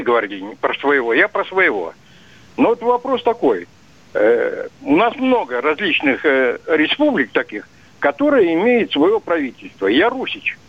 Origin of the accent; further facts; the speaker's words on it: Yaroslavl, Yaroslavl Oblast, Russia; now in Podolsk, Russia; я русский, коренной, ярославец